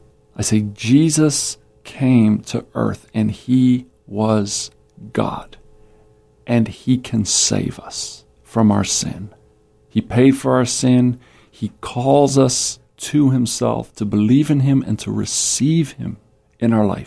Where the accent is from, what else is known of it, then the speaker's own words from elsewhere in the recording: United States; me from America.